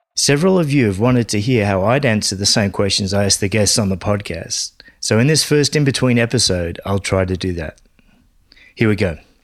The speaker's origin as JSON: {"language": "English", "town": "Sydney", "region": "New South Wales", "country": "Australia", "tie": "born or raised there", "also_born_or_lived": "London", "said": "places like Sydney where I grew up and in London"}